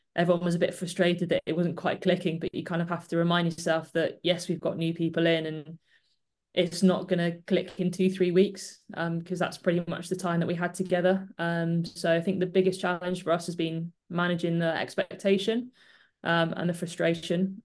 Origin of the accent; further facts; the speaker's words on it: Bristol, South West England, United Kingdom; I'm from Bristol, so I get to see my family quite a lot